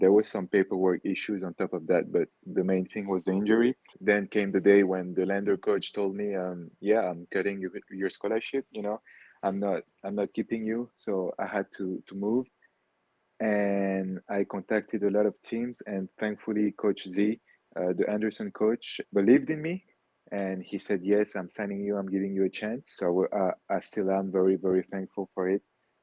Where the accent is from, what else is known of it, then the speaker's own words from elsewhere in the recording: Wittenheim, Grand Est, France; also born or lived in Kenya / French Guiana; So Wittenheim, France is my hometown. Mm-hmm. This is where my grandpa was. This is where my mom grew up. This is where my great grandpa was. But me personally, I was born in Kenya.